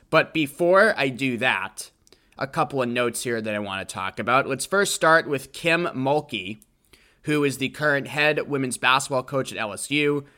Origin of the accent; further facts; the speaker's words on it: Natick, Massachusetts, United States; I'm from Doug Fluty's hometown